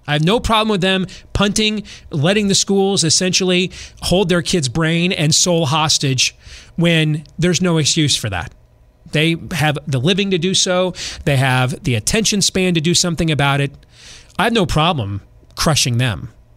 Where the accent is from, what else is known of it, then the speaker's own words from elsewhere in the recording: Iowa, United States; also born or lived in Florida / California / Midwest; I'm from Iowa